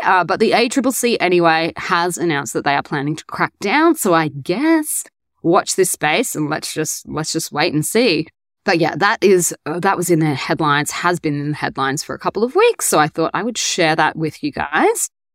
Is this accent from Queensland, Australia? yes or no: yes; Brisbane, Queensland, Australia; moved away as an adult; now in Korea; I am back in my hometown of Brisbane